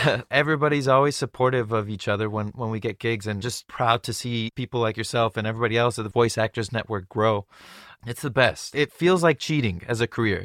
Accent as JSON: {"language": "English", "area": "Orange County", "region": "California", "country": "United States", "tie": "born or raised there", "said": "I grew up in Orange County"}